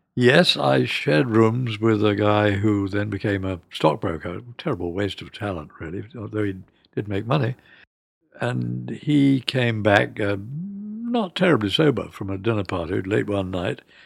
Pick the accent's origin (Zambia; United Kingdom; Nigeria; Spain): United Kingdom; London; also born or lived in Scotland; I was born in London, and we were sent up to Scotland for the first three years. And then after the Blitz and the R A F had dominated the Luftwaffe, to give you a bit of pocket history, mm, we came back to London.